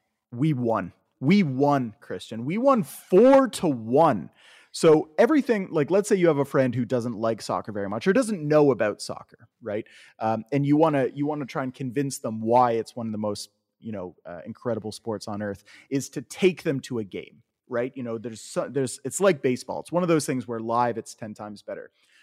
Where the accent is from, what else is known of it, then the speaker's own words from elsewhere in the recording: Canada; So when we were kids growing up in Canada